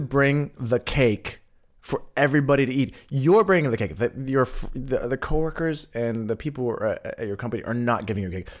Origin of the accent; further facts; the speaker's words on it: West Coast, United States; moved away as an adult; now in Berlin, Germany; for me in the West Coast